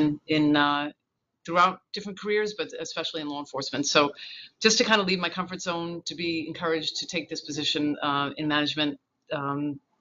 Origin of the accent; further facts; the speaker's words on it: Northport, New York, United States; I grew up in Northport in Suffolk County on Long Island